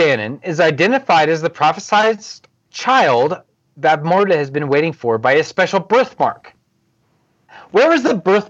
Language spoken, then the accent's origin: English; Indiana, United States; accent: Indiana; I've been made fun of with my Indiana accent saying measure.